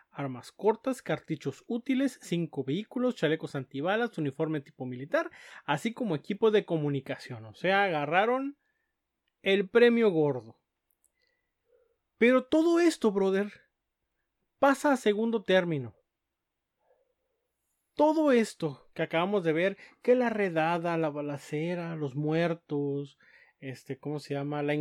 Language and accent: Spanish; Mexico City, Mexico; No, yo soy chilango de la Ciudad de México, carnal.